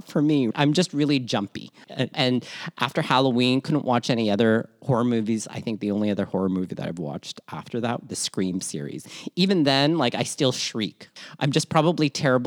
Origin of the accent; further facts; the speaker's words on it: Toronto, Ontario, Canada; also born or lived in Manila, Philippines; born Manila, Philippines, raised in Toronto, Canada, and schooled all over southwestern Ontario